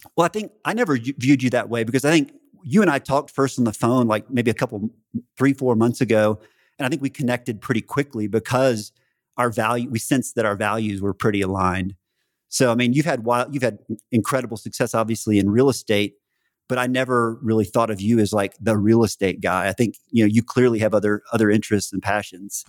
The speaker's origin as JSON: {"language": "English", "region": "Central Texas", "country": "United States", "tie": "born or raised there", "moved": "yes", "said": "growing up in Central Texas and staying in Texas most of my life"}